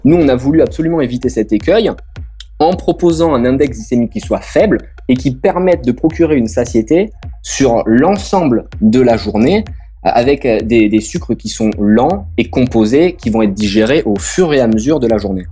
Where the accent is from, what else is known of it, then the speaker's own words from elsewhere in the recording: France; en tant que Français